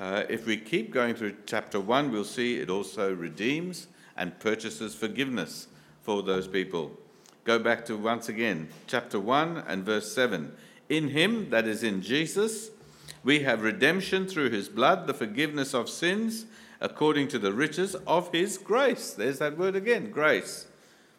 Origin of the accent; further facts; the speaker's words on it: India; I come from India